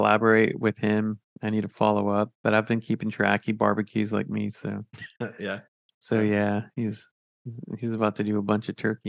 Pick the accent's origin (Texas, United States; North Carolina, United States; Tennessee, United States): Texas, United States; San Antonio; I mean, it is my home because I'm from San Antonio